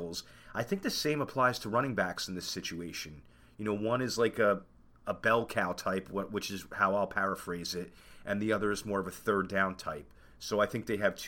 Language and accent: English; New Jersey, United States; I am from New Jersey